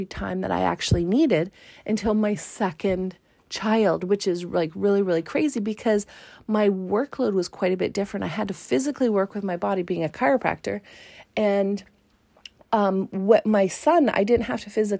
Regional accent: Canada; as a Canadian

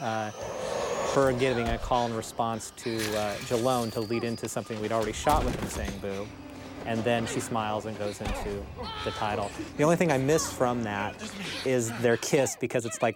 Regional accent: Antioch, California, United States; my hometown in Antioch, California.

